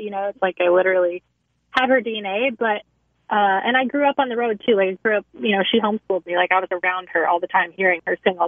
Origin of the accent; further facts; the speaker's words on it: Nashville, Tennessee, United States; moved away as an adult; now in Los Angeles, United States; I grew up in Nashville, you know, I was born and raised there